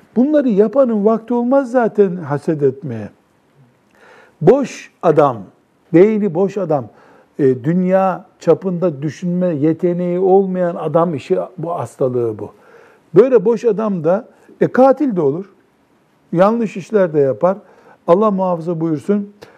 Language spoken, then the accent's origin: Turkish; Black Sea Region, Turkey; bizim Karadeniz'de